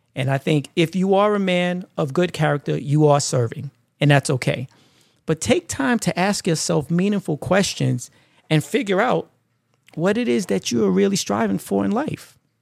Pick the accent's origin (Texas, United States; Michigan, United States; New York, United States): New York, United States; New York City; growing up in Brooklyn, uh, was always hustle and bustle